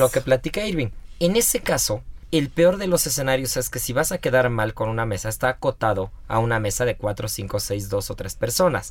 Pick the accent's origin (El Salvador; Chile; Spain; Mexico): Mexico; yo soy mexicano